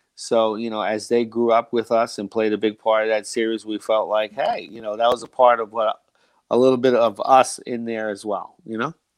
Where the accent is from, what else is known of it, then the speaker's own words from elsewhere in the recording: United States; I'm from the New Jersey, New York area